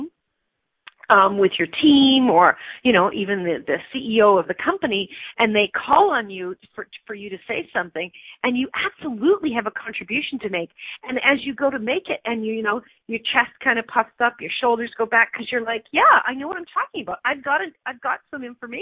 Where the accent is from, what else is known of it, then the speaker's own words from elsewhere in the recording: Canada; I'm a Canadian citizen, not a U.S. citizen